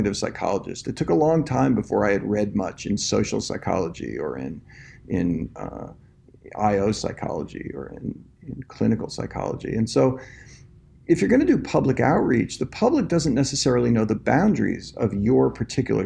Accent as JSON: {"language": "English", "region": "New Jersey", "country": "United States", "also_born_or_lived": "New York", "moved": "as an adult", "lives_now": "Austin, United States", "said": "I'm actually from the New Jersey area"}